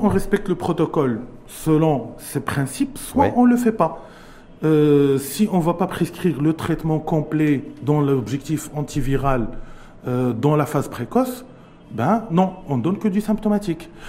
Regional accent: Morocco; chez nous au Maroc

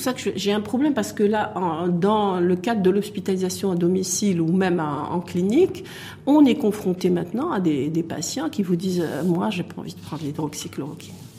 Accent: Morocco; chez nous au Maroc

